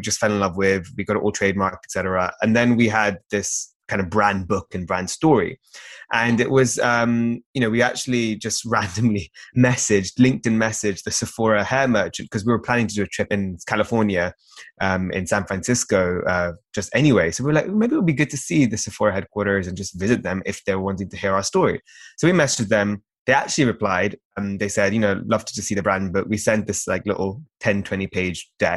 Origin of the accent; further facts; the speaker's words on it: London, United Kingdom; we were born and raised in London